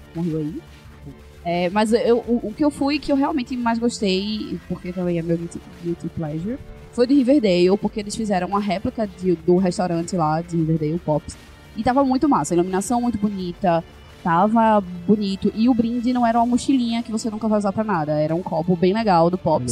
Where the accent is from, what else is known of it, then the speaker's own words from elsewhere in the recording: Brazil; como bons brasileiros que somos